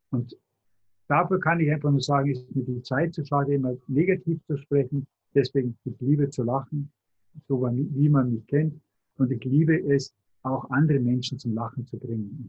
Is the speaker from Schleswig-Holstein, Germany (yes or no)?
no; Tutzing, Bavaria, Germany; Ich bin vom Starnberger See, von Tutzing. Also nicht weit weg von München.